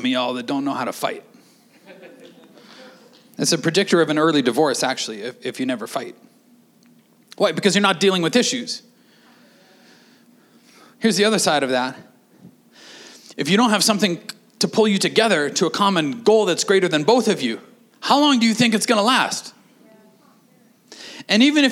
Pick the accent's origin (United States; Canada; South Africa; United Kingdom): Canada; we're Canadian